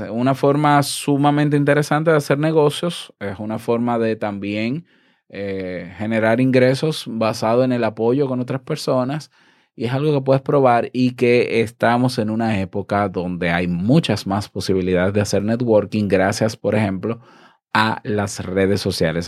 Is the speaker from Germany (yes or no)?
no; Dominican Republic; mi país